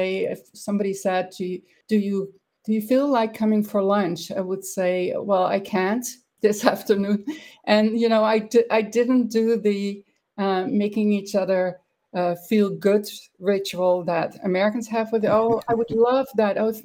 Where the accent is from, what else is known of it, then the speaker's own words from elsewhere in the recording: Netherlands; English is a second language; moved away as an adult; also born or lived in Italy / Bosnia / United States; I grew up in the Netherlands, and I pretty much was there until I was about 30 years old.